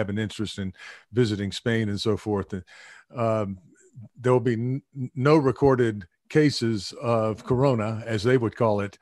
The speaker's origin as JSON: {"language": "English", "region": "the American South", "country": "United States", "moved": "as an adult", "lives_now": "Tokyo, Japan", "said": "I'm from the American South."}